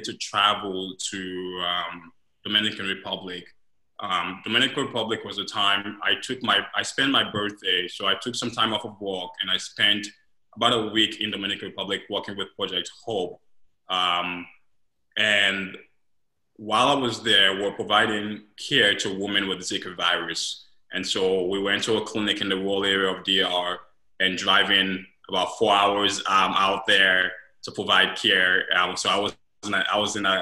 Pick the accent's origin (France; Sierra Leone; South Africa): Sierra Leone; also born or lived in Guinea / Senegal / London, England; now in Columbus, United States; I'm originally from Sierra Leone. I left my country because of the Civil War back in 2001, 1999 to be exact